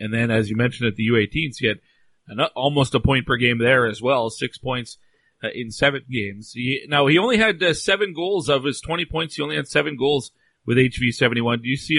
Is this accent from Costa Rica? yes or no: no; Canada; I'm Canadian